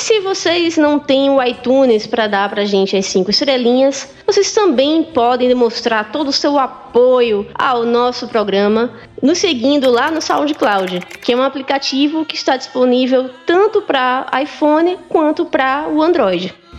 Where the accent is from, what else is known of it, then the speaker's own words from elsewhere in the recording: Pernambuco, Brazil; pelo meu sotaque, eu sou de Pernambuco.